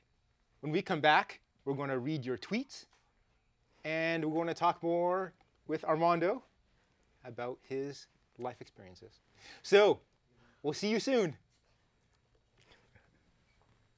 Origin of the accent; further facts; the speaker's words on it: Canada; accent: Canadian; in Canada, we say drama instead of drama